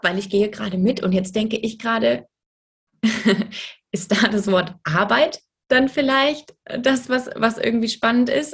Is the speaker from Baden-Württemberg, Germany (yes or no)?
no; Frankfurt, Hesse, Germany; ich komme aus Frankfurt